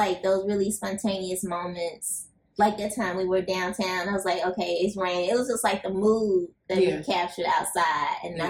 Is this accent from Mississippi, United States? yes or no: yes; Moss Point, Mississippi, United States; moved away; I grew up down south.